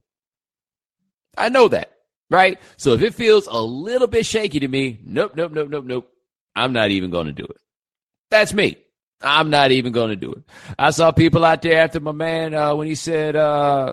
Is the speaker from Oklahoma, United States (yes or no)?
no; Houston, Texas, United States; also born or lived in Atlanta, Georgia / California / North Carolina; now in Miami, United States; I was born in Atlanta. I grew up in Houston. I did a couple years in California. I lived for 10 years in North Carolina, and then I moved to Miami.